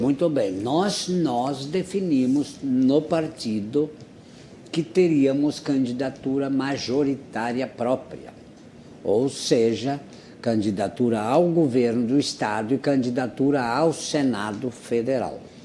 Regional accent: Anta Gorda, Rio Grande do Sul, Brazil; em Antagorda, doutor Ricardo, que é a minha terra natal

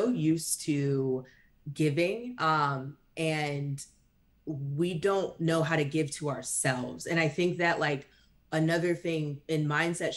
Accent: North Carolina, United States; I'm originally from North Carolina, where I started working.

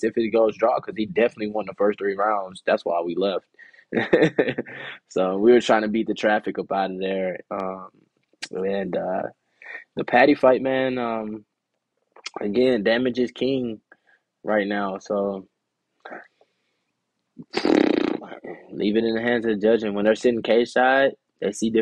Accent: United States; being from America

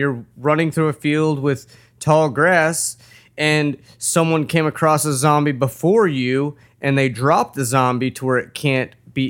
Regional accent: United States; as an American

